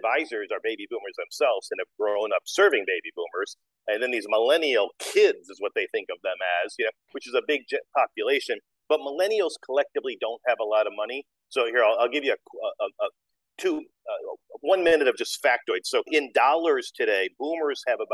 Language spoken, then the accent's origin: English; Detroit, Michigan, United States; moved away as an adult; also born or lived in New York / London / Frankfurt / Mexico; I grew up in Detroit, Michigan